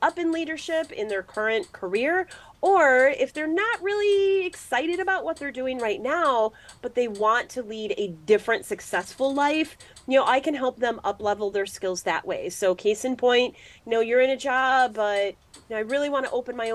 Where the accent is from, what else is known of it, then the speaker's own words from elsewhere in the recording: Midwest, United States; I'm from the Midwest